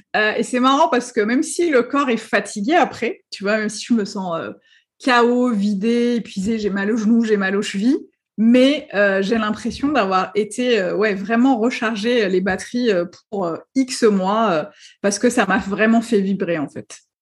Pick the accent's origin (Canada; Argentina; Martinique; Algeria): Algeria; moved away as an adult; also born or lived in Paris; je suis née, j'ai vécu en Algérie pendant très longtemps. Et à 22 ans, euh, on m'a accepté euh, dans une école de traduction à Paris